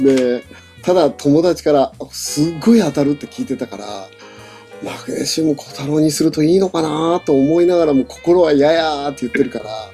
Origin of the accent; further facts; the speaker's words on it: Niigata, Japan; 僕は、その新潟出身なので